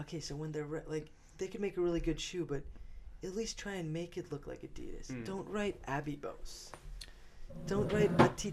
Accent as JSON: {"language": "English", "country": "United States", "said": "I'm American, kind"}